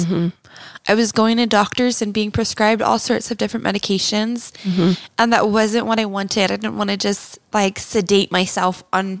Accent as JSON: {"language": "English", "region": "Texas", "country": "United States", "tie": "born or raised there", "moved": "as an adult", "lives_now": "Utah, United States", "said": "And that was growing up in Texas. And then I moved to Utah when I was 19 years old. Actually, on my 19th birthday is when I came here."}